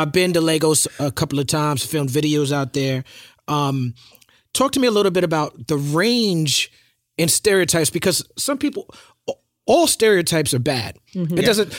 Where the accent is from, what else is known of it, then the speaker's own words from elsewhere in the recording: New York City, New York, United States; I'm from New York City. And I thought, growing up in New York City, you feel like you know cities.